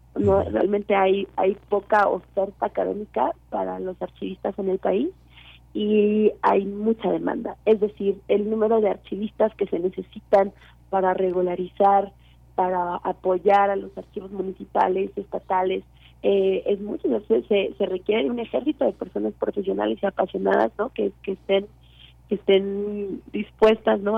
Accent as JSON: {"language": "Spanish", "country": "Mexico", "said": "nosotros no como mexicanos y mexicanas"}